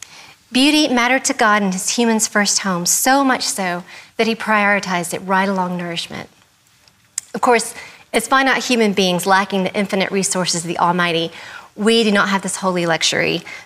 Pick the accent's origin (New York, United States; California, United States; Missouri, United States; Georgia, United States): Georgia, United States; Atlanta; I'm an increasingly rare variety of Southerner, known collectively as Georgia Native. My accent may not sound like it, and that's because I'm from Atlanta, so homogenized now.